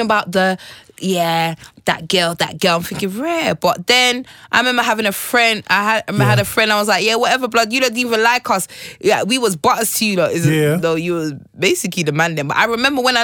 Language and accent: English; London, United Kingdom; I grew up in Stonebridge, Northwest 10